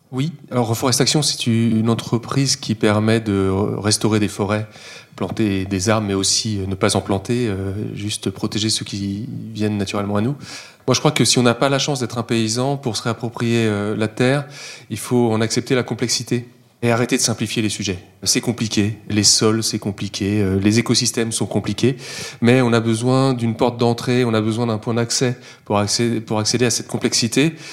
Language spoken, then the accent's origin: French; Versailles, Île-de-France, France; je suis né à Versailles